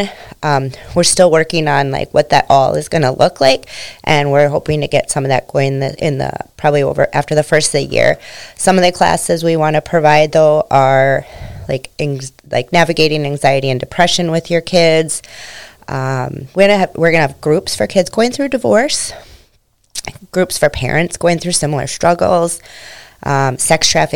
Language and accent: English; St. Michael, Minnesota, United States; also born or lived in South Haven, Minnesota / Annandale, Minnesota; I grew up in St. Michael, Albertville. So I've always been out in this area.